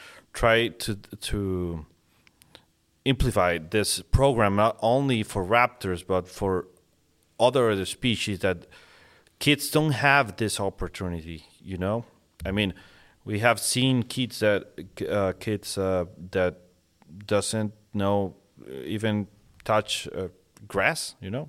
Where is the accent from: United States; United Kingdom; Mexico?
Mexico; Monterrey, Nuevo León; born and raised in, yeah, Mexico.